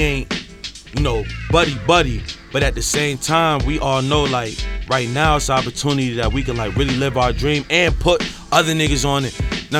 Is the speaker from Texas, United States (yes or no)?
no; Syracuse, New York, United States; moved away as an adult; now in Buffalo, United States; I'm from Syracuse